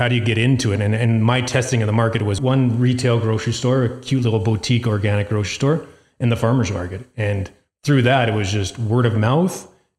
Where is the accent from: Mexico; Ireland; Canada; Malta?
Canada; Calgary, Alberta; We're from Sunnyside area. And so Hillhurst Sunnyside Community Center in Calgary here has a random Wednesday night farmer's market.